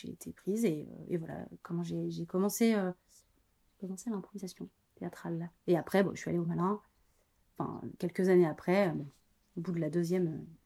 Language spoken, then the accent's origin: French; Angers, Pays de la Loire, France; also born or lived in Paris / Brussels / Aix-en-Provence; Ouais, je suis d'Angers, ouais. Et après, j'avais été, j'ai, habité Paris, Bruxelles, Aix-en-Provence. donc, j'ai beaucoup, enfin, j'ai pas mal bougé.